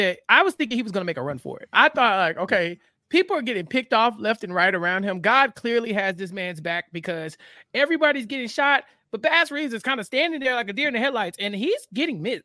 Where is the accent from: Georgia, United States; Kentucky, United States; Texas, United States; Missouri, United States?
Texas, United States; Texas, my hometown